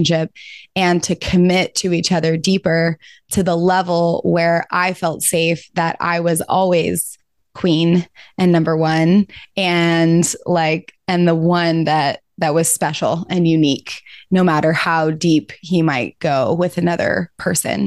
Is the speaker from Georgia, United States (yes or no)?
yes; Georgia, United States; I'm from Georgia and was raised in the Methodist church